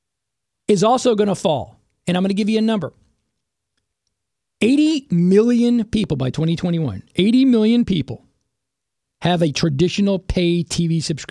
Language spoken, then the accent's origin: English; Dallas, Texas, United States; now in Houston, United States; I grew up in North Dallas